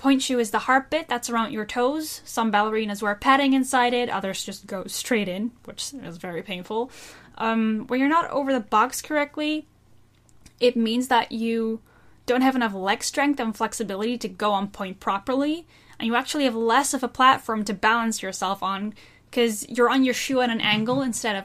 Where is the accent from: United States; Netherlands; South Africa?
Netherlands; I'm from the Netherlands